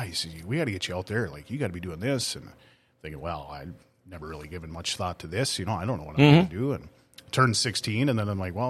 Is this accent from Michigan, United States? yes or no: no; Thief River Falls, Minnesota, United States; First and foremost, my dad was one of the rink guys in Thief River for 40 years.